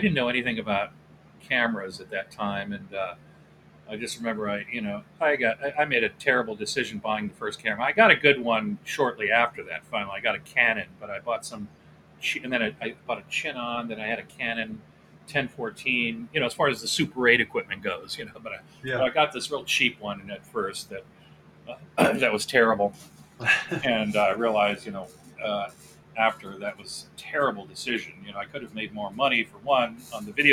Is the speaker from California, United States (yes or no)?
yes; Southern California, United States; also born or lived in Akron, Ohio / Venice, California / Chatsworth, California; I've lived out in Southern California all over the place